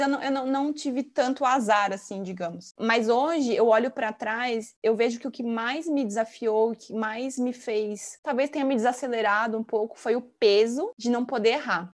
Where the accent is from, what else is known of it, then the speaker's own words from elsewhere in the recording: São Paulo, Brazil; also born or lived in São Carlos; eu sou de São Paulo, capital, e fui estudar no interior